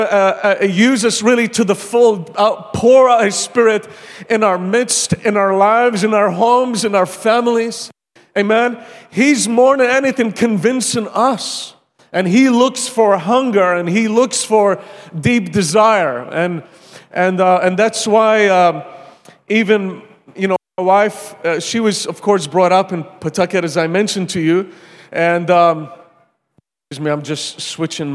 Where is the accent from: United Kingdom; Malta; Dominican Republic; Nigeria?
Malta; moved away as an adult; also born or lived in Pensacola, Florida, United States; now in Iraq; I'm from Malta, and I came to the U.S.